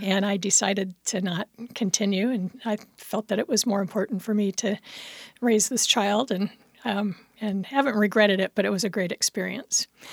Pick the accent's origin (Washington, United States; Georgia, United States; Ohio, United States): Washington, United States; Federal Way; also born or lived in Evanston, Illinois; I grew up in Federal Way a long time ago and went to, uh, Thomas Jefferson High School